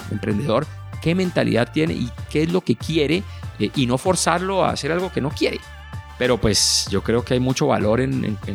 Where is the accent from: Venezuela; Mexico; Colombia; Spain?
Colombia; Cali, Valle del Cauca; Crecí en Cali y tuve una infancia muy feliz en el sur de Cali, que era una zona en esa época muy, digamos, poco desarrollada de alguna manera, con carreteras despavimentadas, con muchos ríos